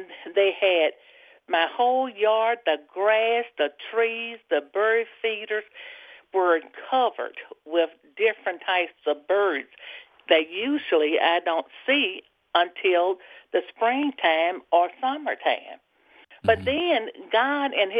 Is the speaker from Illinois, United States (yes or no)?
no; Mississippi, United States; I am from Nelleton, Mississippi